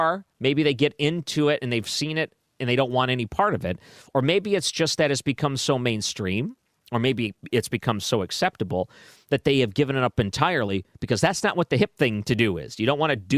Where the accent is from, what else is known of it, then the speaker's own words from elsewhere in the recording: Detroit, Michigan, United States; moved away; when I grew up in Detroit